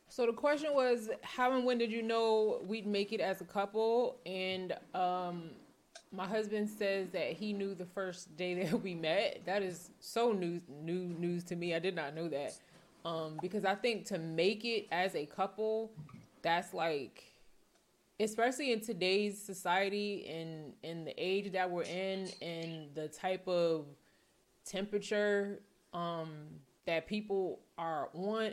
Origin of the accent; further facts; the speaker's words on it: New Jersey, United States; moved away; also born or lived in Philadelphia; I'm from New Jersey.